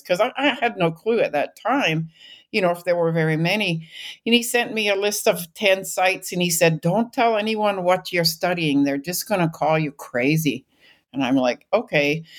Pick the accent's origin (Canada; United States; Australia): Canada; British Columbia; moved away as an adult; I grew up in British Columbia